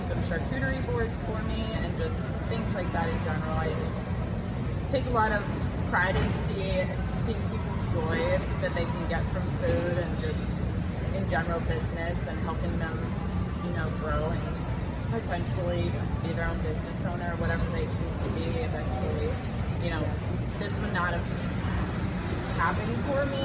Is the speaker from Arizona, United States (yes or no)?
no; Cedar Rapids, Iowa, United States; being born and raised in Cedar Rapids, I've had, you know, 25 years to build relationships